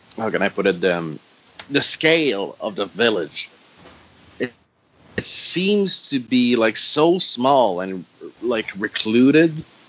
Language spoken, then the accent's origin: English; Canada; English is a second language; I'm French Canadian